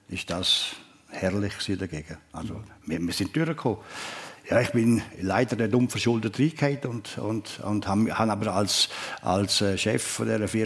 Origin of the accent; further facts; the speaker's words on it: Switzerland; wenn du so einen Job hast, vor allem als Schweizer damals, wenn du verlierst, ja, bist du dann bist du schnell weg.